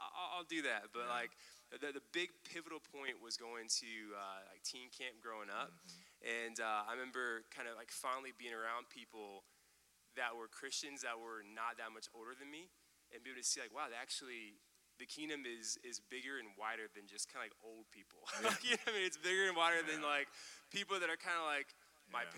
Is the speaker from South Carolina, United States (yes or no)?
yes; Columbia, South Carolina, United States; moved away as an adult; also born or lived in South Florida; my hometown in Columbia